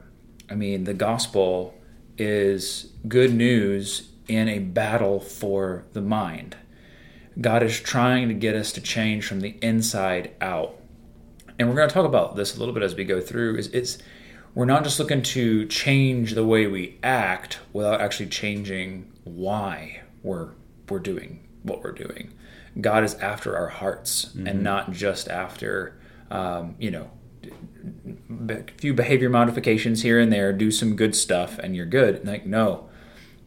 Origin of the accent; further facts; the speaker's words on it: United States; we're American Christians